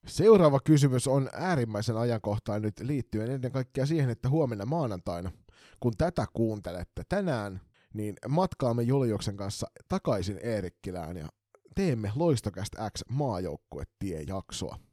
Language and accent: Finnish; Kotka, Kymenlaakso, Finland; now in Turku, Finland; mun rakkaassa kotikaupungissani Kotkassa